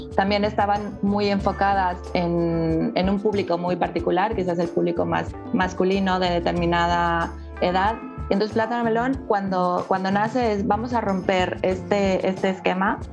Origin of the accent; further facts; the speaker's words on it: Mexico; moved away as an adult; also born or lived in Mexico City; now in Barcelona, Spain; también soy mexicana